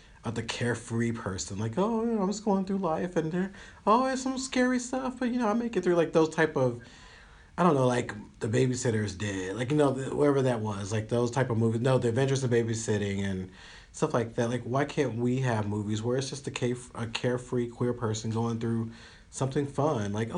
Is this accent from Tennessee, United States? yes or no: yes; Union City, Tennessee, United States; I grew up in Union City, Tennessee